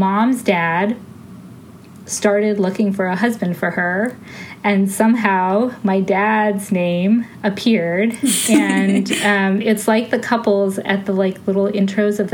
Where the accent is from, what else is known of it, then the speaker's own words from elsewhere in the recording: Findlay, Ohio, United States; I grew up in Findlay, Ohio. I was born in Ohio